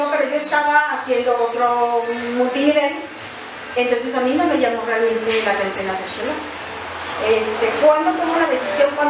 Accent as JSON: {"language": "Spanish", "town": "León", "region": "Guanajuato", "country": "Mexico", "said": "radico aquí en la ciudad de León, Guanajuato, soy de aquí de León, Guanajuato"}